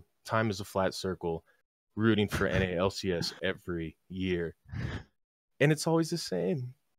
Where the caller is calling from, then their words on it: Atlanta, Georgia, United States; Oh, yeehaw, brother. Atlanta, Georgia.